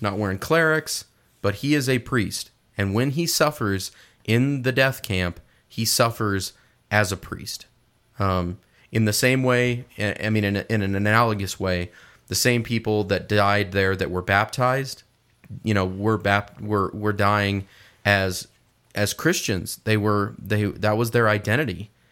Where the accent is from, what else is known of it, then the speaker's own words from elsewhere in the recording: Midwest, United States; I'm from the Midwest